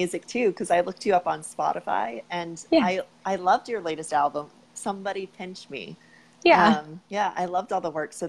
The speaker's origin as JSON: {"language": "English", "region": "New York", "country": "United States", "said": "I'm from New York"}